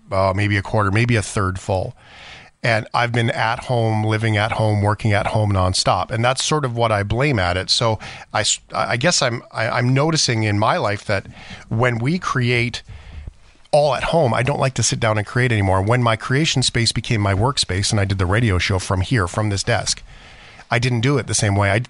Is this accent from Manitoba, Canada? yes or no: no; Calgary, Alberta, Canada; Like uh, you're from Calgary, I'm from Calgary